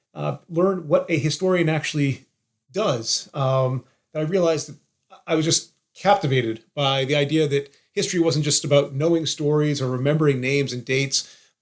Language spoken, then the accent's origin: English; Massachusetts, United States; I think an interest in history really was sparked growing up in Massachusetts and being surrounded by all these incredible historic sites and hearing about these stories.